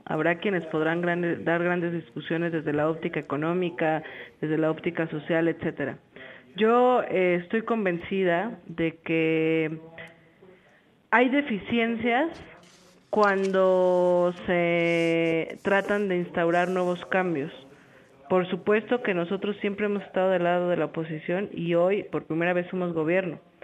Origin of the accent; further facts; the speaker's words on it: Mexico; como mexicana